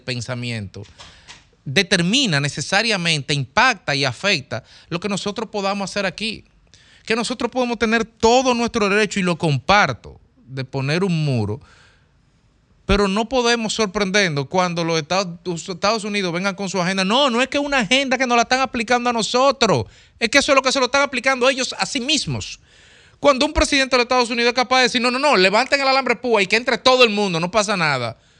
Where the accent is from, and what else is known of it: Dominican Republic